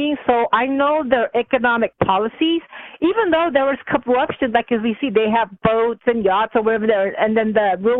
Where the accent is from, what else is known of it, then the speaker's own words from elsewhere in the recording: United States; I'm calling in as an American communist